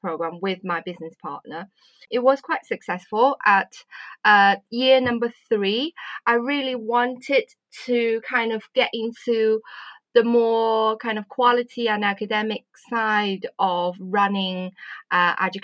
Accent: Wuhan, Hubei, China; moved away as an adult; also born or lived in Swansea, United Kingdom / Beijing, China / Derby, United Kingdom; now in United Kingdom; I'm originally from China. My hometown is actually quite well known right now. It's Wuhan.

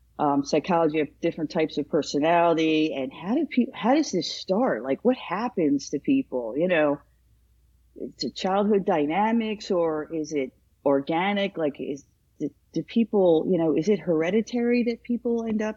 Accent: Princeton, New Jersey, United States; Since high school, since we're from the Princeton area

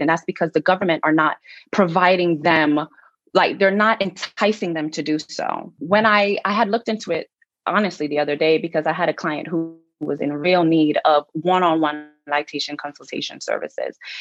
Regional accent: New York, United States; I'm from New York.

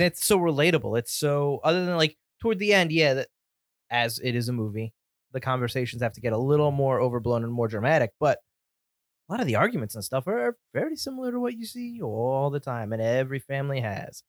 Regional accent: Connecticut, United States; we're from Connecticut

